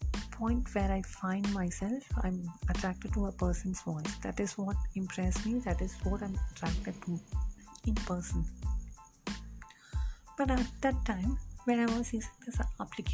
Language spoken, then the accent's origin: English; India; English is a second language; as an Indian